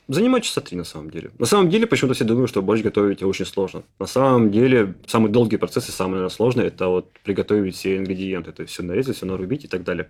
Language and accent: Russian; Ukraine; Я, поскольку родился в Украине